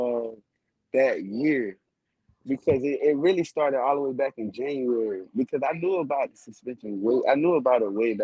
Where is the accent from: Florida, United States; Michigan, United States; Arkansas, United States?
Florida, United States; Miami; moved away; coming home and playing in my hometown.